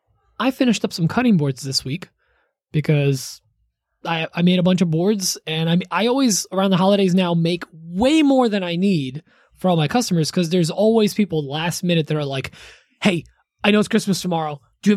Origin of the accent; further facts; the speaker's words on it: Poland; I'm from Poland. We just have hot water that we put into it already. Because of the geysers in Poland.